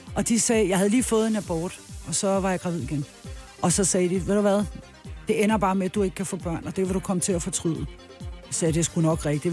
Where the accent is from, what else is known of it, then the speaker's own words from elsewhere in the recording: Copenhagen, Capital Region of Denmark, Denmark; also born or lived in Albertslund; jeg er fra Amager